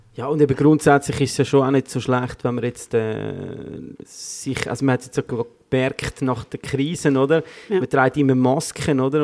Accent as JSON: {"language": "German", "country": "Switzerland", "said": "wir in der Schweiz"}